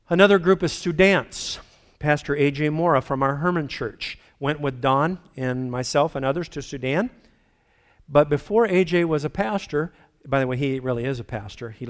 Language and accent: English; Philippines; Bottom line is, I was raised in the Philippines, beautiful, pristine environment. After 25 years, I went back and saw a destroyed environment.